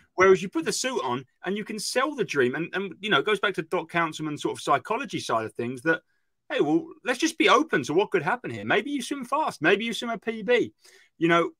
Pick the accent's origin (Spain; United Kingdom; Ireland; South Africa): United Kingdom; I'm British